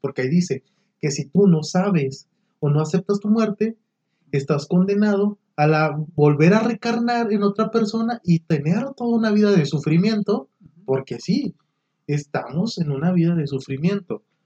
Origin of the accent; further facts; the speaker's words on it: Monclova, Coahuila, Mexico; moved away as an adult; now in Saltillo, Mexico; yo soy de Monclova, tengo aquí ya siete años aquí en Saltillo